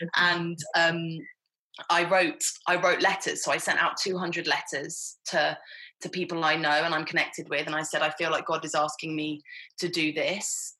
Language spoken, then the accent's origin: English; Hertfordshire, East of England, United Kingdom; I grew up in Hertfordshire, which is just 30 miles north of London